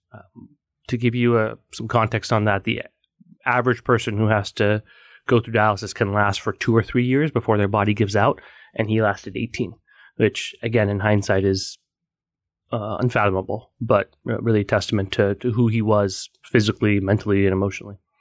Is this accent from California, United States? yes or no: yes; Bay Area, Silicon Valley, California, United States; moved away as an adult; now in New York, United States; I am originally from the Bay Area, uh, Silicon Valley. So I'm a California kid who's a, a New York convert